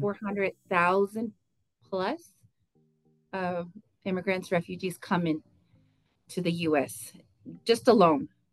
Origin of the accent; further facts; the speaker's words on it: Texas, United States; since I was born in Texas, I'm a Tejana